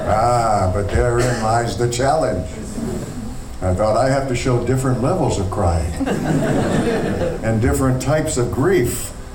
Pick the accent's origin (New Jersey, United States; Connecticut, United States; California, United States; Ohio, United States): Ohio, United States; Akron; moved away as an adult; also born or lived in New York; I'm from Akron. Born and raised, born and raised in Akron, Ohio.